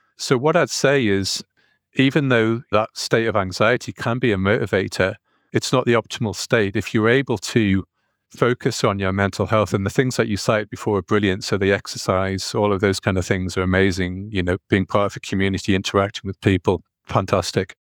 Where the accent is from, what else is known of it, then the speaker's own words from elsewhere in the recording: North East England, United Kingdom; accent: northeastern; I've got a, a northeastern accent, so whenever I go to the States, no one recognizes me being English